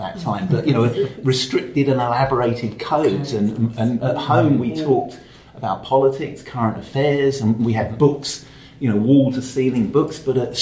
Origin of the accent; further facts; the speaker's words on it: London, United Kingdom; I grew up in London